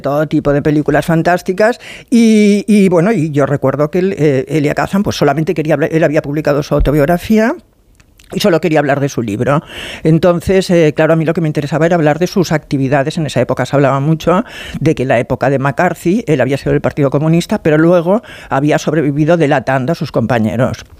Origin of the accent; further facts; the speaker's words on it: Barcelona, Catalonia, Spain; vivo en provincia, soy de Barcelona